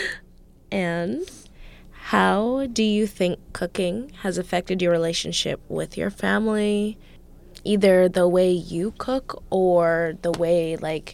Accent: New Mexico, United States; I was born in New Mexico

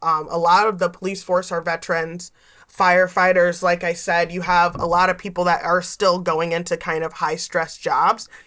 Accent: Gouldsboro, Pennsylvania, United States; also born or lived in Scranton, Pennsylvania; i grew up here um, i grew up in Gouldsboro. i went to north pocono high school

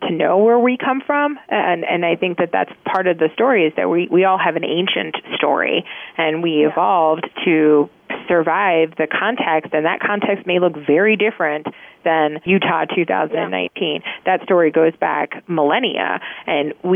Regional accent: Czechia; now in United States; I'm actually originally from the Czech Republic, where women stay home for 2 years after they have a baby.

